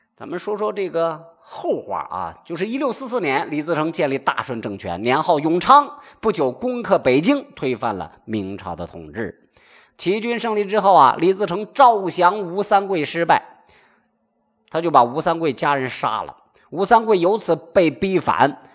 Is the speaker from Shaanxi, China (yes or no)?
yes; Shaanxi, China; 他是咱们陕西人的一个老乡儿